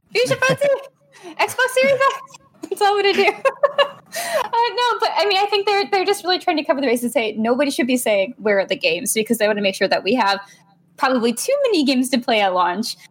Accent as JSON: {"language": "English", "region": "Texas", "country": "United States", "tie": "born or raised there", "said": "I grew up in Texas"}